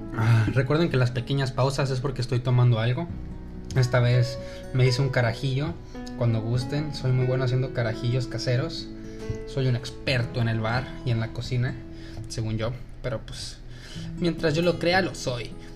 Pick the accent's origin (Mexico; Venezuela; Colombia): Mexico; accent: Mexican; first language Spanish; also born or lived in El Paso, Texas; now in Dallas-Fort Worth, United States; me dijo que le gustaba mi acento de mexicano hablando inglés